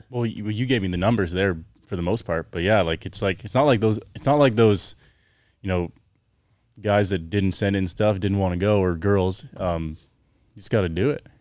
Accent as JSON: {"language": "English", "town": "Chilliwack", "region": "British Columbia", "country": "Canada", "tie": "born or raised there", "said": "I grew up in Canada, um, Chilliwack, B C, near Vancouver."}